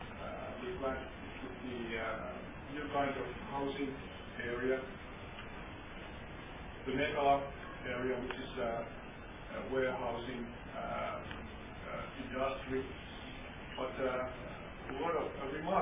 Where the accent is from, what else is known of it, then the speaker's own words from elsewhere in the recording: Tampere, Pirkanmaa, Finland; my hometown, Tampere